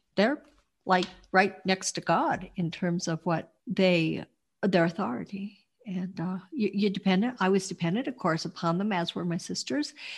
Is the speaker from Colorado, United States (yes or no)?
yes; Denver, Colorado, United States; moved away as an adult; now in Montrose, United States; I was born in Denver, Colorado, and I lived in the Mile High City for most of my life